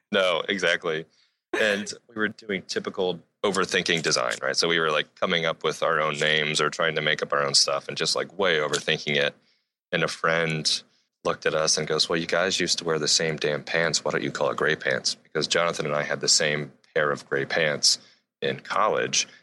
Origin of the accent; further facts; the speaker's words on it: Akron, Ohio, United States; now in Seattle, United States; I am from Akron, Ohio, just outside of a cornfield